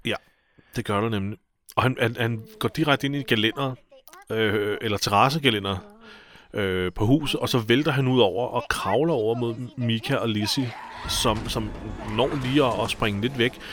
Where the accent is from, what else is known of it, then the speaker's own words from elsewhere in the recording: Albertslund, Capital Region of Denmark, Denmark; min hjemby, Albertslund